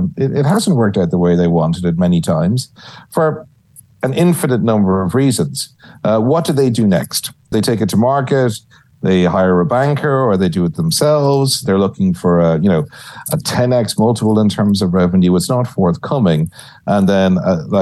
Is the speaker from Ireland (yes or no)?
yes; Ireland; moved away as an adult; also born or lived in New York; now in San Antonio, United States; I see myself as part of the new, emerging Irish Texan scene